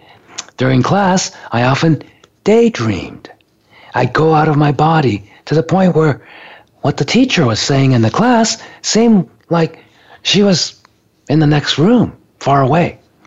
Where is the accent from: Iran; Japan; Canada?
Japan; You know, I grew up in Japan, but I was raised in an American school on a military base.